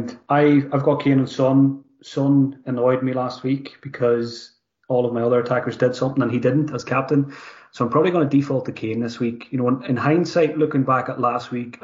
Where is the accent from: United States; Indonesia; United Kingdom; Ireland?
Ireland; me as an Irishman